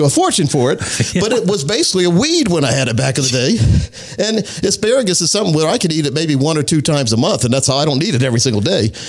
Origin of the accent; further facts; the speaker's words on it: North Carolina, United States; I grew up in Scotland County, North Carolina, which is right on the border of North and South Carolina, and close to Sanford, North Carolina